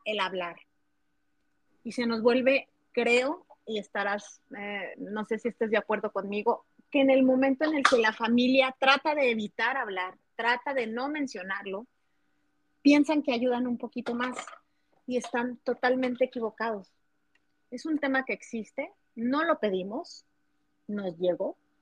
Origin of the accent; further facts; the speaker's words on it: Chihuahua, Mexico; Soy de la ciudad de Chihuahua, México.